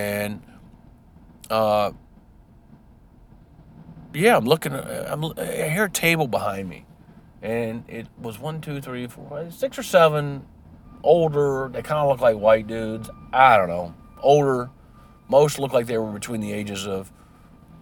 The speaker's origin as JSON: {"language": "English", "country": "United States", "said": "I'm an American."}